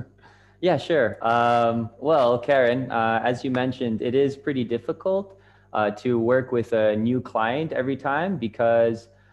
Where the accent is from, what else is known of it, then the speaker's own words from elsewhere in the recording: Canada; moved away as an adult; also born or lived in Japan; I'm from Canada, and uh, I was living in Japan at the time